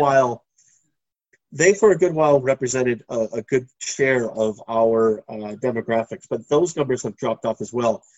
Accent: Minneapolis area, Minnesota, United States; moved away as an adult; now in Phuket, Thailand; the only riots I've ever lived through in my hometown.

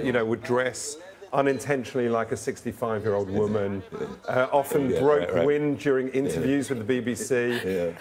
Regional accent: London, United Kingdom; when I grew up in London, you know, in a suburb of London

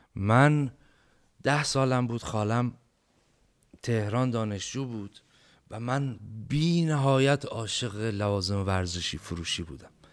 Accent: Bam, Kerman Province, Iran; moved away; ما یه غذایی داریم توی بم

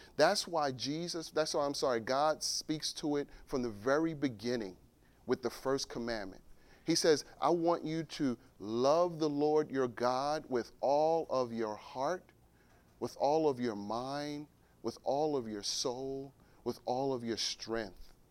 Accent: Newark, New Jersey, United States; I was born and raised in Newark

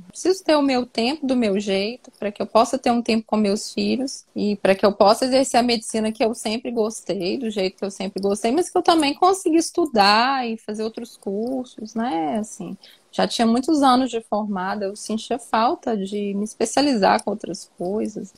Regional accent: Minas Gerais, Brazil; Eu sou mineira.

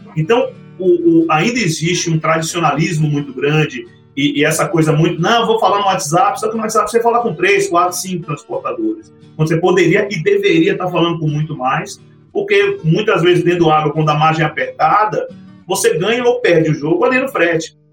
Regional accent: Salvador, Bahia, Brazil; moved away as an adult; now in São Paulo, Brazil; eu sou de Salvador, comecei minha carreira lá

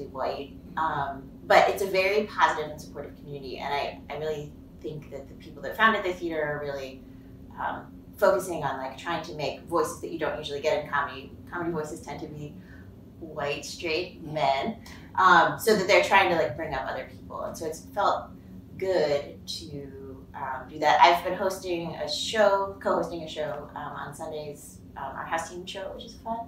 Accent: Pittsburgh, Pennsylvania, United States; moved away; I live in Pittsburgh, Pennsylvania

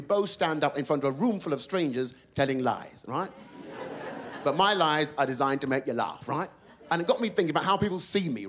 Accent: London, United Kingdom; I was born in London, born and raised in London

